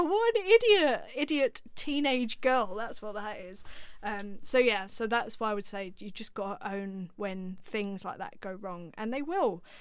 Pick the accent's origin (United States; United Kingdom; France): United Kingdom; London; I grew up in North London, so I was around musicians